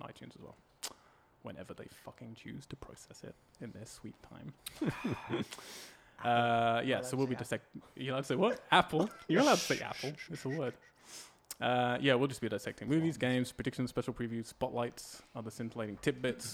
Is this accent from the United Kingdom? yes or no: yes; England, United Kingdom; I'm English